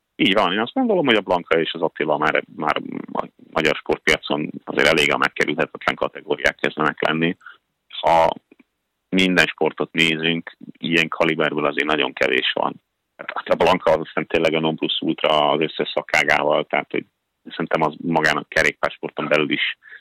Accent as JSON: {"language": "Hungarian", "country": "Hungary", "moved": "yes", "lives_now": "Norway", "said": "magyar vagyok"}